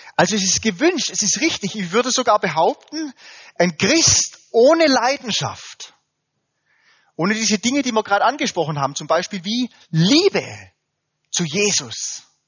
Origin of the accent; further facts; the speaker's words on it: Germany; wir Deutschen